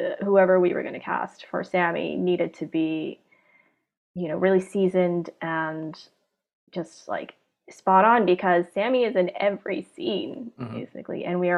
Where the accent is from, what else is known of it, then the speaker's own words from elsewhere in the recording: Hong Kong; when I was growing up in Hong Kong